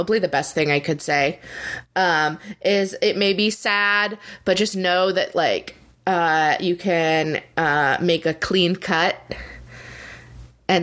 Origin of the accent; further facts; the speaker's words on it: Arizona, United States; I grew up in Arizona